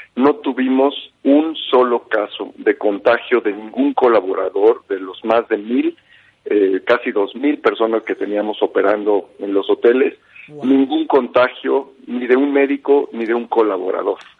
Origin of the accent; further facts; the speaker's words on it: Mexico; como mexicanos